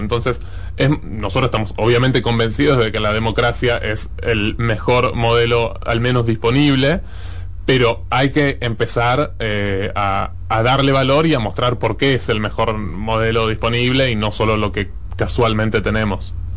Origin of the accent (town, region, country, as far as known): Argentina